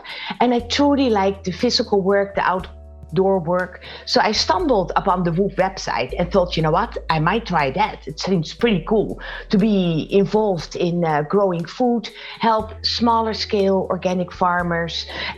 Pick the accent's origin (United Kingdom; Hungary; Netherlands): Netherlands; moved away as an adult; also born or lived in Boston, United States / Silicon Valley, United States; I am originally from the Netherlands, and in 1998 we moved to the United States, lived for 15 years in Boston